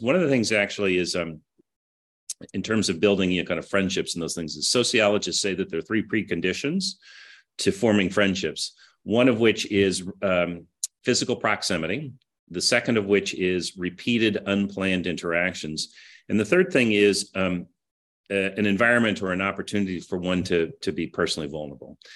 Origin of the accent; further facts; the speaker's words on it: Kansas City, United States; moved away as an adult; also born or lived in Herington, Kansas / New York; I grew up in Kansas City